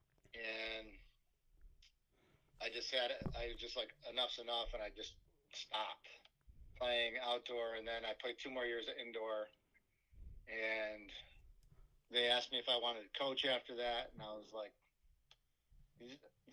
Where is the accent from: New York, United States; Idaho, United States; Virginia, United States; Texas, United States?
New York, United States; Fairport; I moved from one side of my hometown of Fairport to the other side